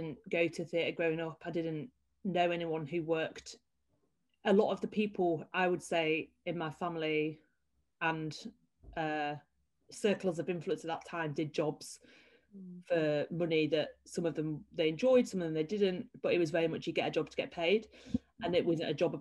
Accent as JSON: {"language": "English", "region": "Yorkshire and the Humber", "country": "United Kingdom", "tie": "born or raised there", "said": "I grew up in Yorkshire"}